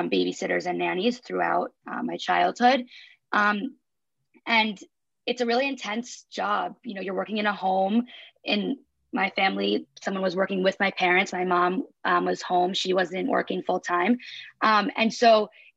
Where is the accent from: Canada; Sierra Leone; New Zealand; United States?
United States; New York; grew up in New York